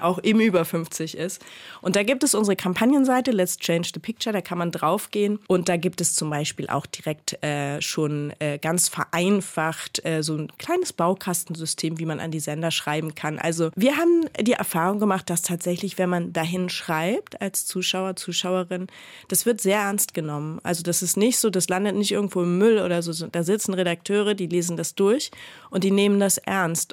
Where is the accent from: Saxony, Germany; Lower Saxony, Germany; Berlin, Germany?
Berlin, Germany; Aufgewachsen bin ich in Marienfelde und Neukö in Neukölln zur Schule gegangen